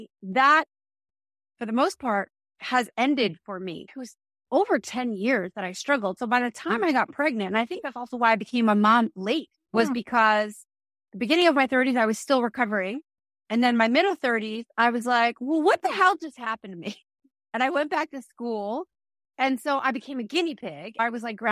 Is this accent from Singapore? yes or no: no; New Jersey, United States; moved away; also born or lived in New York; I'm from New Jersey